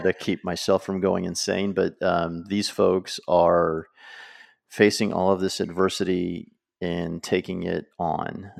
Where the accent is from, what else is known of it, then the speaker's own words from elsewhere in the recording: United States; as an American